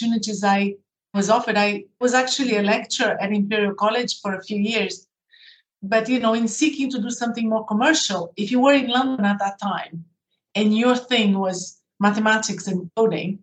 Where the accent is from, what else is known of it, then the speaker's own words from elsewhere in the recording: Brazil; moved away as an adult; also born or lived in United Kingdom; I grew up in Brazil and I did my first degree in Brazil in engineering. And then I came to the UK to do a postgraduate in engineering